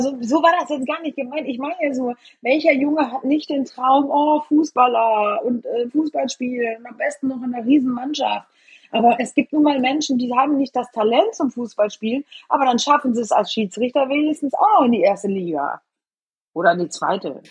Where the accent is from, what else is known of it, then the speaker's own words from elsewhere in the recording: Eschweiler, North Rhine-Westphalia, Germany; moved away as an adult; now in Bremen, Germany; Eschweiler, Eschwaller ist und bleibt halt mein Geburtsort und meine alte geliebte Heimat